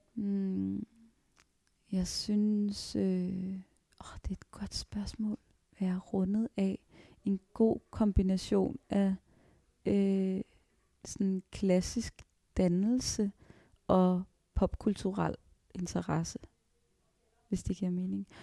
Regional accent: Virum, Capital Region of Denmark, Denmark; also born or lived in Frederiksberg; Jeg blev født på Frederiksberg, og så øh, flyttede vi til Virum øh, i Nordsjælland, lige mellem Holte og Sovnfri

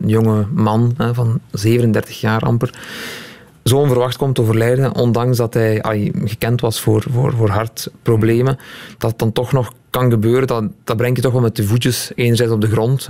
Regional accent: Limburg, Flanders, Belgium; ik ben een Limburger

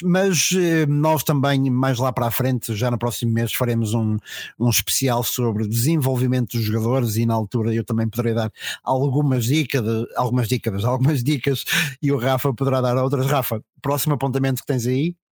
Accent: Macedo de Cavaleiros, Trás-os-Montes, Portugal; da terra de onde venho

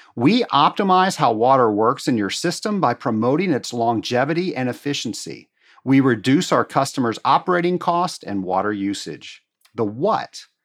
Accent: Atlanta, Georgia, United States; my hometown here in Atlanta

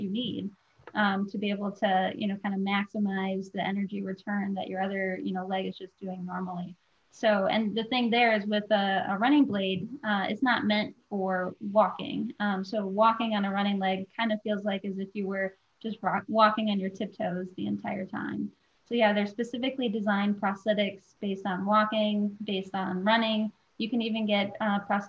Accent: Minnesota, United States; also born or lived in Michigan; now in Seattle, United States; I'm a Midwest girl born and raised in Minnesota and then also lived in Michigan for a while.

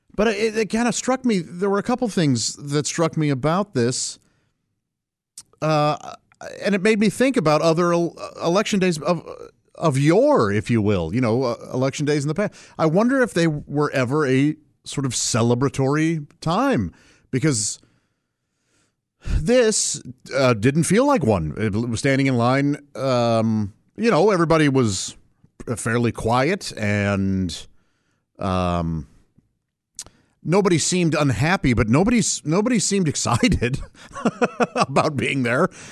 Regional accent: St. Louis, Missouri, United States; moved away; When I grew up in Saint Louis

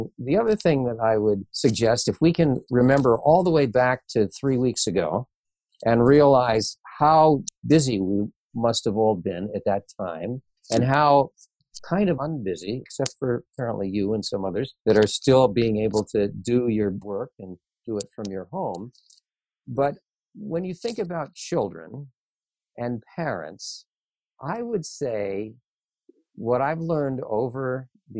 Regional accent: Detroit, Michigan, United States; I grew up in Michigan, in Detroit.

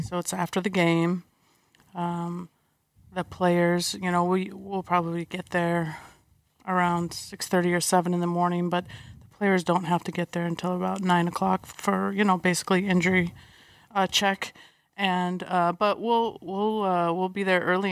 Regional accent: San Diego, California, United States; I grew up in San Diego

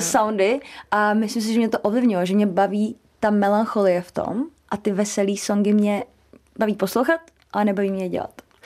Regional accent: Czechia; u nás v Česku

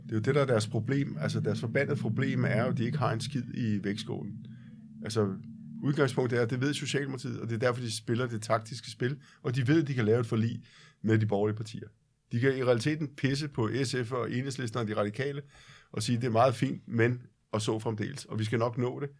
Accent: Copenhagen, Capital Region of Denmark, Denmark

